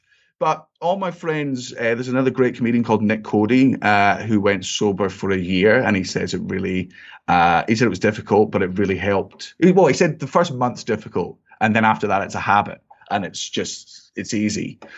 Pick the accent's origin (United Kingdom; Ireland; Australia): United Kingdom; Scotland; I got into whiskey and I'm like, I'm Scottish, and it's a strong drink